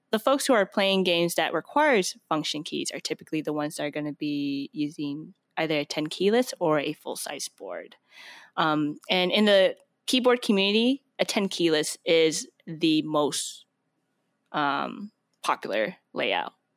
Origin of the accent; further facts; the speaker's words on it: Portland, Oregon, United States; moved away as an adult; now in Bay Area, United States; I'm from Portland, Oregon, and that's where it's at. So, my, my dad used to work for Intel, so I grew up